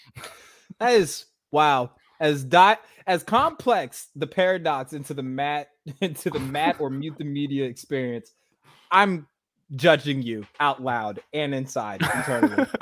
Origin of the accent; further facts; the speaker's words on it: Baltimore, Maryland, United States; I'm actually from Baltimore